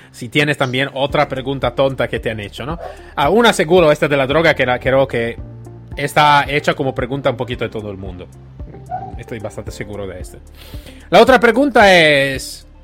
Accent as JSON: {"language": "Spanish", "country": "Italy", "second_language": "Spanish", "moved": "yes", "said": "soy, soy italiano"}